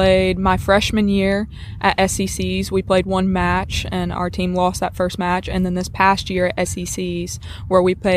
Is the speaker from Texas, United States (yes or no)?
no; South Mississippi, United States; I'm from South Mississippi